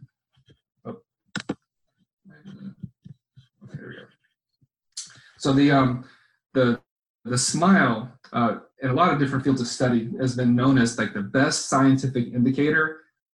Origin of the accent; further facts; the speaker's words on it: Cape Coral, Florida, United States; I grew up in Cape Coral